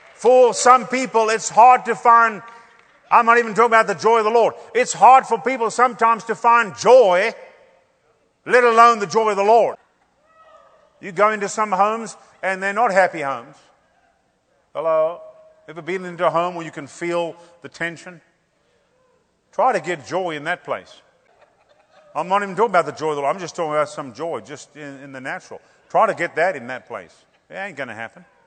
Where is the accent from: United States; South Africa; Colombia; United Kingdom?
South Africa; growing up in Pentecost, we saw some great moves of God. I mean, we, we had some ministers that, that would come through our churches we had in South Africa